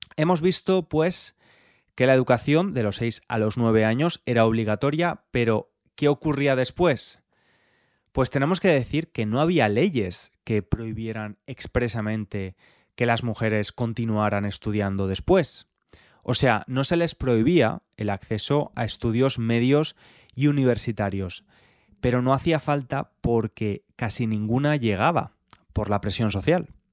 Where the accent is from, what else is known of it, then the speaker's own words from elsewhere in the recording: Spain; moved away as an adult; now in London, United Kingdom; Yo soy español, pero vivo en Londres desde hace bastantes años